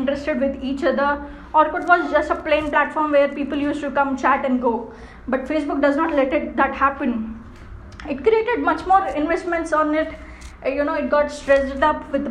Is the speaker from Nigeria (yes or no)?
no; India; being an Indian, being in India